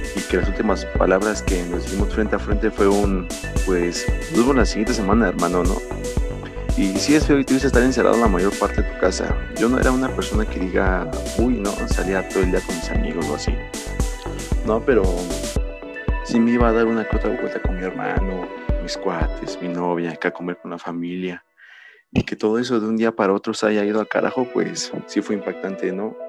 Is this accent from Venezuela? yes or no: no; Mexico; nosotros los jóvenes que somos los que, entre comillas, somos el futuro de México